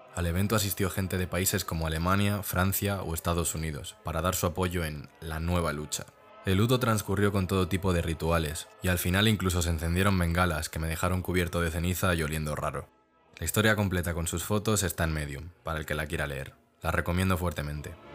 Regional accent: Spain

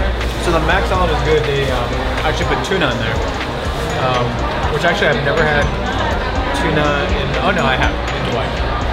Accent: Guam; I was born in Guam

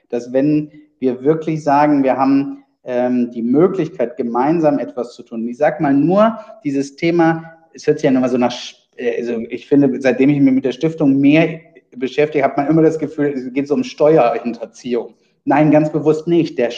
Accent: Wuppertal, North Rhine-Westphalia, Germany; Nee, ich komme aus Wuppertal.

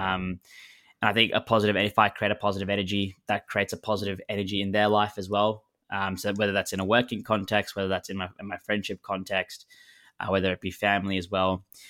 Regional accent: Melbourne, Victoria, Australia; moved away as an adult; now in London, United Kingdom; I was born and raised in Melbourne

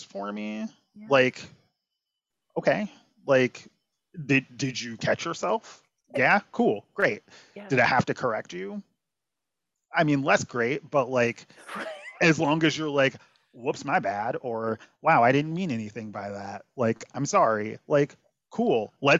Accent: Chicago, Illinois, United States; I'm originally from the South Side in Chicago.

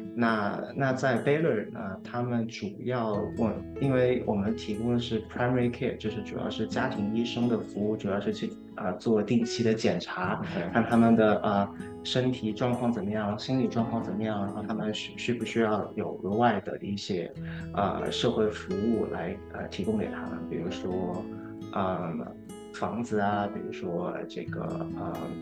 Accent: China; now in Houston, United States; 我们那届我只有只有我一个中国人

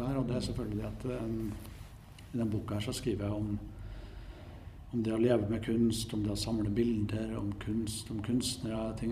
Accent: Trondheim, Trøndelag, Norway; Jeg vokste opp her i Trondheim gikk på museum, kopierte andre kunstnere.

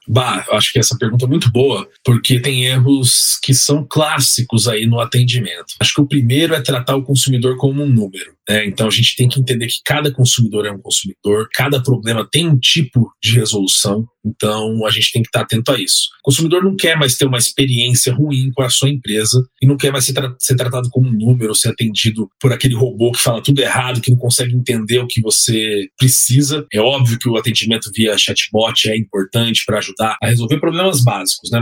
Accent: Campo Grande, Mato Grosso do Sul, Brazil; tem uma loja lá em Campo Grande chamada Anitta, na minha cidade natal

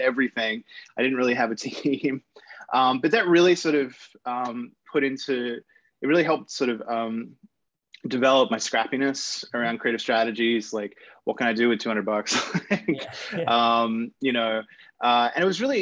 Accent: Sydney, New South Wales, Australia; I grew up in Sydney, Australia

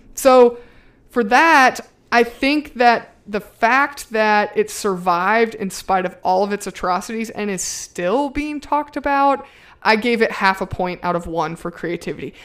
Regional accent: the South, United States; I'm from the South

